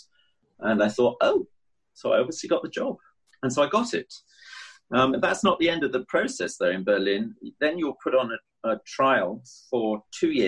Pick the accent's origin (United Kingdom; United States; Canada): United Kingdom; as a British musician